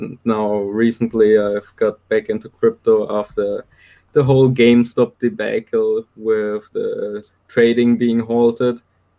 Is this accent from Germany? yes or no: yes; Germany; I'm from Germany.